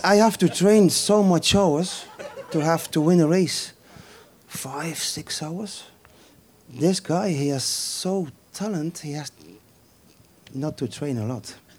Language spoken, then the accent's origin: English; Flanders, Belgium; English is a second language; I'm coming from Flanders